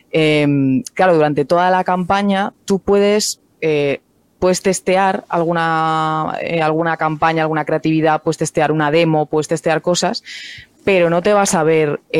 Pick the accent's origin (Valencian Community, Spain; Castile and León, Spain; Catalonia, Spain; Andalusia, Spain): Andalusia, Spain; Cádiz; born there; eh, lo digo algunas veces, que ya parece que no, eh, bueno, que no tengo nada de acento, pero yo nací en Cádiz, eh, se me ha ido todo ya